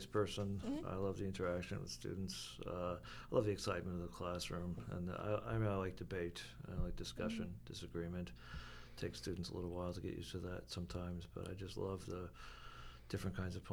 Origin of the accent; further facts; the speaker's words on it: New York City, New York, United States; I'm a New Yorker